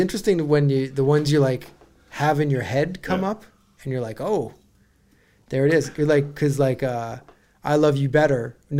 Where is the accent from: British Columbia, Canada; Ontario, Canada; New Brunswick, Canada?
Ontario, Canada; Welland; There was a team from my hometown, the Welland Pirates